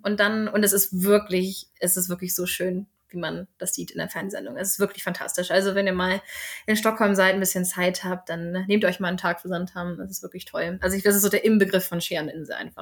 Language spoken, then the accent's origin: German; Northern Germany, Germany; moved away as an adult; now in Sweden; ich komme ja aus Norddeutschland.